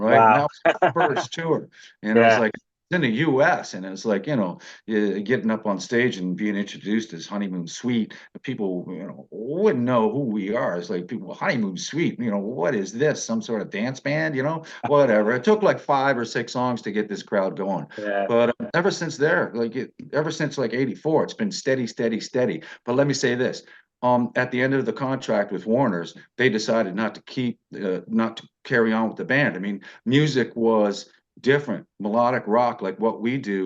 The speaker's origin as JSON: {"language": "English", "town": "Niagara Falls", "region": "Ontario", "country": "Canada", "tie": "born or raised there", "said": "I was born and raised in Niagara Falls."}